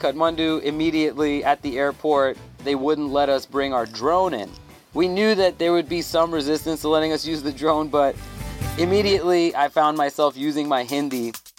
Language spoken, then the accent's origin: English; Thailand; I grew up in Thailand around a lot of Nepali people